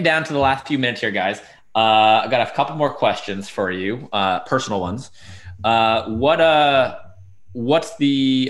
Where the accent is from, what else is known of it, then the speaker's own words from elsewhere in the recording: New York, United States; now in Washington, D.C., United States; as a New Yorker